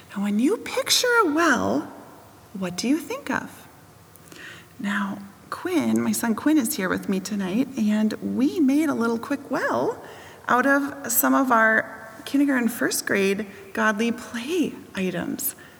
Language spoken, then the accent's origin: English; Wisconsin, United States; I grew up in Wisconsin around lots of different farms